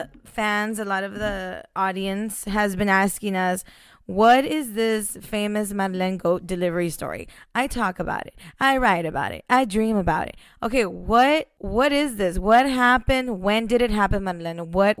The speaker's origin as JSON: {"language": "English", "town": "Eagle Pass", "region": "Texas", "country": "United States", "said": "I'm from Eagle Pass, Texas. I'm 30 years old."}